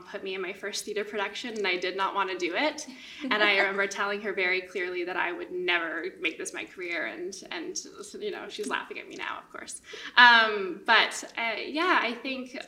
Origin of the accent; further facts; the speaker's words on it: Winnipeg, Manitoba, Canada; I grew up in Winnipeg